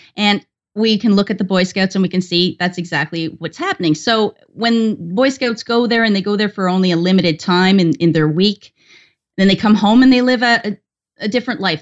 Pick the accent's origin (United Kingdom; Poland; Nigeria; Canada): Canada; I'm Canadian